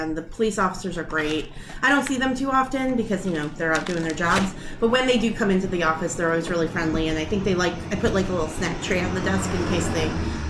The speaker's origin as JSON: {"language": "English", "town": "Aurora", "region": "Illinois", "country": "United States", "tie": "born or raised there", "moved": "as an adult", "lives_now": "Arizona, United States", "said": "Okay, so I'm from Aurora. Mm-hmm. I was born and raised on the east side and then moved to the west side, went to high school at West. And I lived here my whole life, and then I moved to Arizona not because I don't love Aurora."}